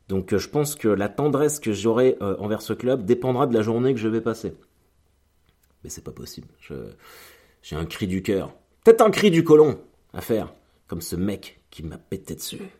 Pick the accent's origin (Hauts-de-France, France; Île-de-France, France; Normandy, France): Normandy, France; donc bah moi je viens de l'ouest, comme je viens de Normandie.